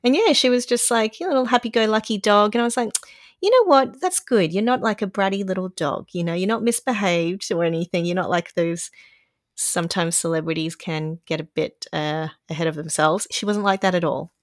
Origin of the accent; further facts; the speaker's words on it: Brisbane, Queensland, Australia; now in Sydney, Australia; I was born there and it was nice and hot and humid most of the time